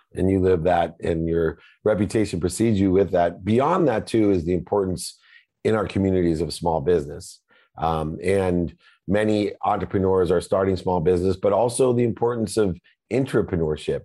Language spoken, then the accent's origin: English; Southern California, United States; I'm from Southern California